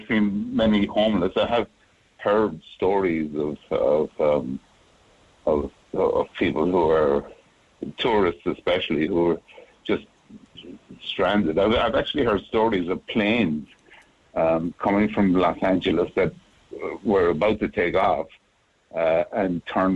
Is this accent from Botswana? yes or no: no; Macroom, Munster, Ireland; moved away as an adult; also born or lived in Boston, United States; now in Honolulu, United States; I grew up in Cork. I lived there until I was 22.